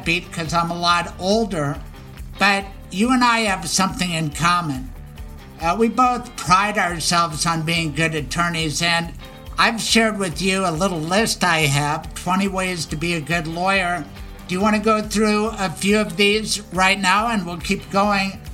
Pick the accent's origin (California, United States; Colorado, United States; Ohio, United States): Colorado, United States; she's a Colorado kid. So am I.